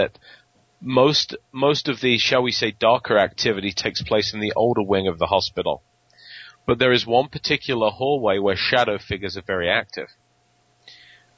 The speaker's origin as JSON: {"language": "English", "region": "England", "country": "United Kingdom", "accent": "English", "moved": "yes", "said": "my English accent"}